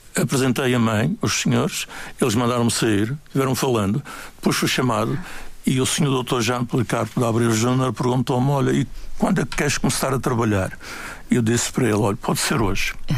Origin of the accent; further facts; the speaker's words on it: Funchal, Madeira, Portugal; also born or lived in Queimadas, Santana, Madeira; eu nasci nas Queimadas, no Conselho de Santana, um dos muitos lugares idílicos da Madeira. E quando os meus pais vêm para o Funchal, eh, eu estava com um pouco mais de sete anos